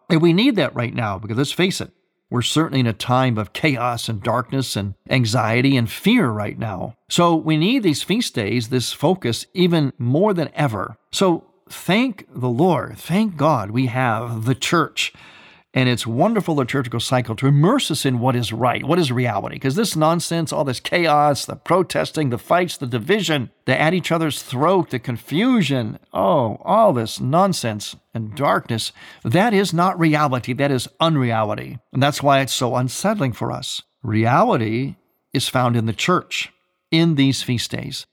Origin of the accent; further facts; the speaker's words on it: Ohio, United States; moved away; my home state, Ohio